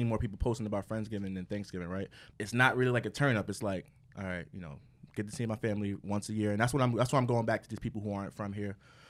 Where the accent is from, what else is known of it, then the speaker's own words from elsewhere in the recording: New York, United States; we live in New York, and we're from New York